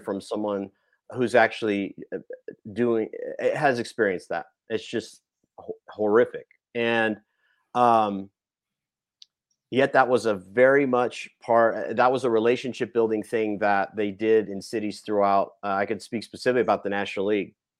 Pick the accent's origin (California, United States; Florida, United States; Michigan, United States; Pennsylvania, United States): California, United States; I grew up in California